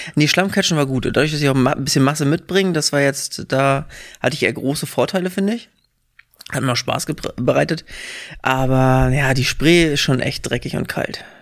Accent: southern Western Pomerania, Mecklenburg-Vorpommern, Germany; also born or lived in Hamburg / England; now in Berlin, Germany; wir kommen aus dem Südpom, wenn du am Wochenende was erleben wolltest, bist du erstmal zwei Stunden in irgendeine Richtung gefahren

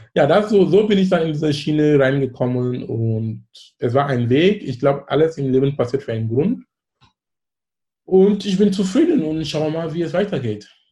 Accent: Cameroon; German is a second language; now in Hamburg, Germany; in Kamerun sein, wo ich herkomme

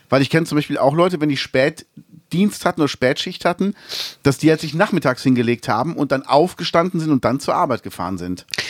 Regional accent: Cologne, North Rhine-Westphalia, Germany

